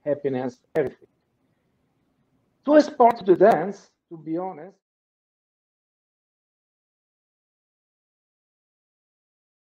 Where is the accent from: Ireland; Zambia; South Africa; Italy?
Italy; English is a second language